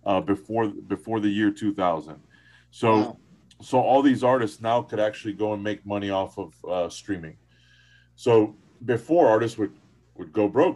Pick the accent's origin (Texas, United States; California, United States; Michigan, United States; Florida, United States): Florida, United States; Miami; most of my friends are Cuban. We grew up in Miami